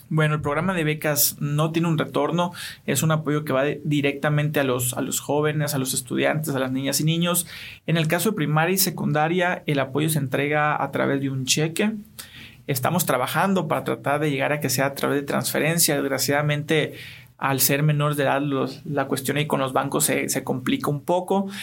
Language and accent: Spanish; Hermosillo, Sonora, Mexico; also born or lived in Buenos Aires; aquí, de Hermosillo, Sonora, orgullosamente